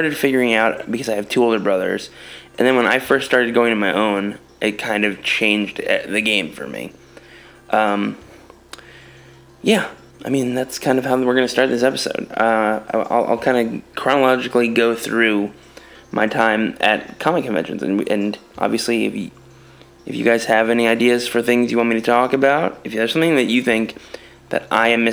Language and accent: English; New York, United States; moved away as an adult; also born or lived in East Coast / New Paltz; now in Los Angeles, United States; I'm from New York